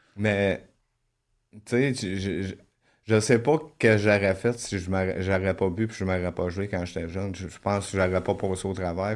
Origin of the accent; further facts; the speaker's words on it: La Tuque, Quebec, Canada; je suis né à Latuc. C'est une petite ville au Québec